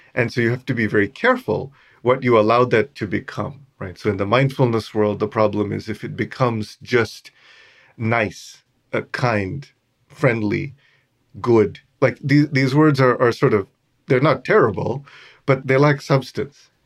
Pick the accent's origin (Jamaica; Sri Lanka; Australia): Sri Lanka; I was born in Sri Lanka, and I was born to a very Buddhist family